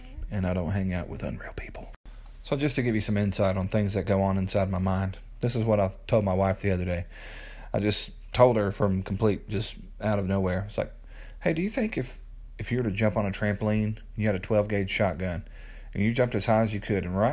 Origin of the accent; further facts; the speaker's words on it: Middle Tennessee, United States; moved away as an adult; My wife and I just moved back to my hometown here in Middle Tennessee.